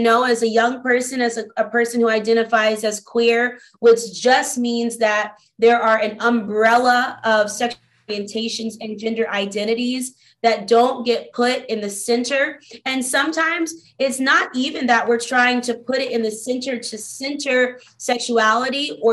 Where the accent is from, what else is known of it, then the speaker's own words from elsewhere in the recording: Albany, Georgia, United States; now in Atlanta, United States; I was born in a small town called Albany, Georgia in the early 90s